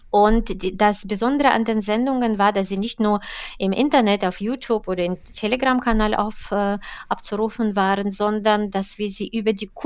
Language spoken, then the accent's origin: German; Saint Petersburg, Russia; Die zweite Stadt ist meine Heimatstadt St.